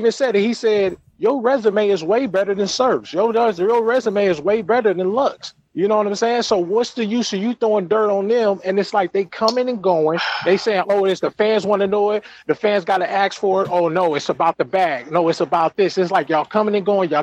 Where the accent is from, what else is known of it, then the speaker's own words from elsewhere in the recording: West Coast, United States; I'm from the West Coast.